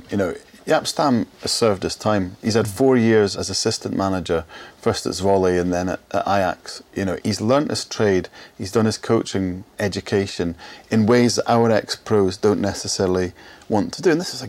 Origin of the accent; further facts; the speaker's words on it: Scotland, United Kingdom; As a Scot, I agree with Tony there